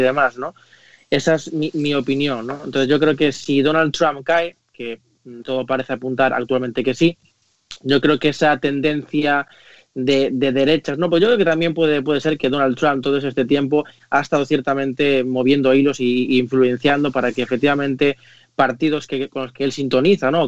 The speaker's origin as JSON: {"language": "Spanish", "country": "Spain", "said": "como español y como europeo"}